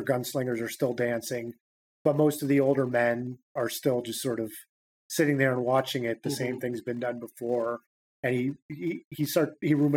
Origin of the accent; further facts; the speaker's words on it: United States; as an American reader